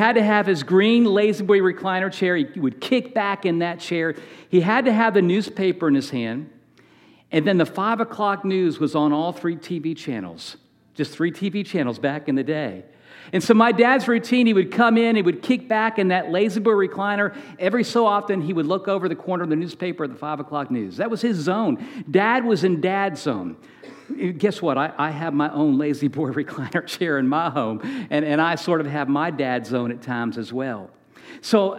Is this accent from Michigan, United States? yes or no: no; Manassas, Virginia, United States; We grew up in Manassas, Virginia